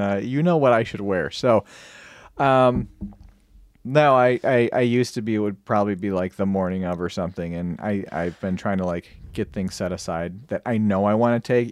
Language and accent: English; Michigan, United States; I'm from Michigan